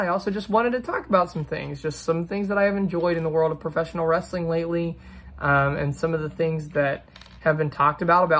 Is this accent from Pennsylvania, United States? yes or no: no; Cleves, Ohio, United States; I will be at Battle on the Border Pro Wrestling in Cleves, Ohio, my hometown